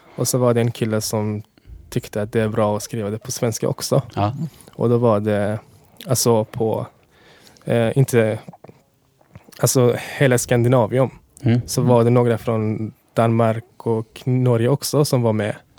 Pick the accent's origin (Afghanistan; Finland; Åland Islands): Afghanistan; born or raised there; first language Dari; Swedish is a second language; now in Sweden